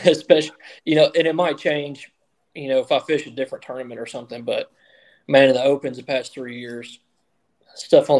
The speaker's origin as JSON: {"language": "English", "country": "United States", "tie": "born or raised there", "said": "I grew up on the Tennessee River"}